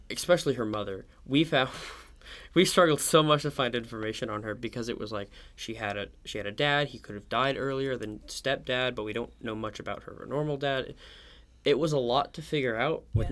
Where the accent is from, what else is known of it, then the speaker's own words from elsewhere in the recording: Oklahoma City, Oklahoma, United States; I'm from Oklahoma City